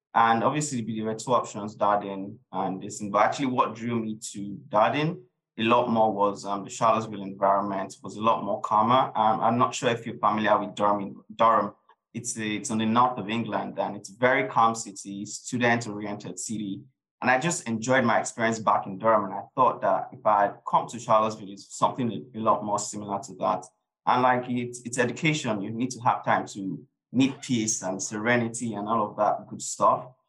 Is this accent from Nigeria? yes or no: yes; Nigeria; moved away as an adult; also born or lived in United Kingdom; I grew up in Nigeria um, for the early part of my life, um, really enjoyed my experience being in Nigeria